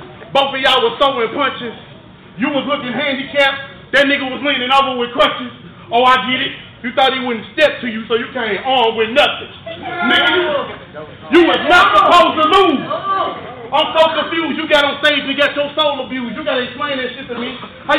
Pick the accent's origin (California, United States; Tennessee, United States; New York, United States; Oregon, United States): Tennessee, United States; Memphis; Cause you know I'm from Memphis.